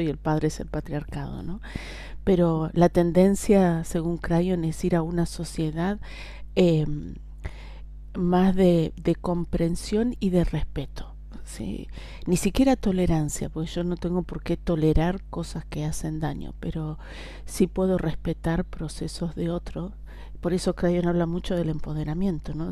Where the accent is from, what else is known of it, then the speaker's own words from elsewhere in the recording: Argentina; como decimos Argentina